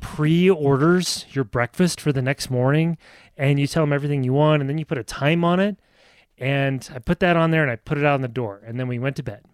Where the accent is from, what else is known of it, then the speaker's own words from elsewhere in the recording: Nebraska, United States; moved away; I'm from Nebraska